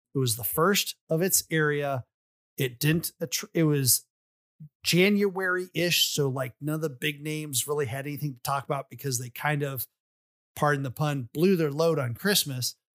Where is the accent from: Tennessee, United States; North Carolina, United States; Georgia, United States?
Georgia, United States; Atlanta; I was from the Atlanta area